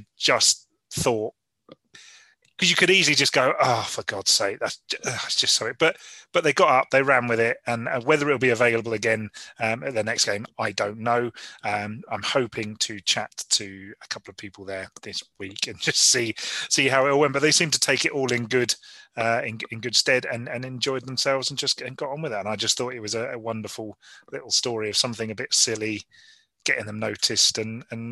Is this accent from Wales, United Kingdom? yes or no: no; Bracknell, South East England, United Kingdom